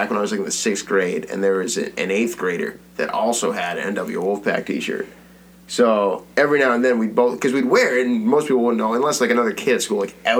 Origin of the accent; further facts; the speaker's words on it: Brampton, Ontario, Canada; In Brampton. I grew up in Brampton.